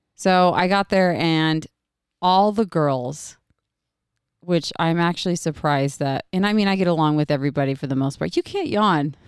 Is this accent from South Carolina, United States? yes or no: no; Oregon, United States; moved away; I'm originally from Oregon